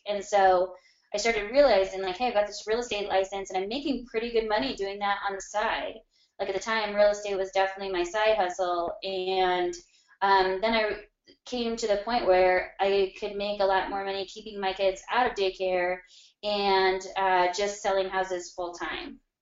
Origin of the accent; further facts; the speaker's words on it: Arvada, Colorado, United States; a little bit northwest of downtown, um, in a city called Arvada, Colorado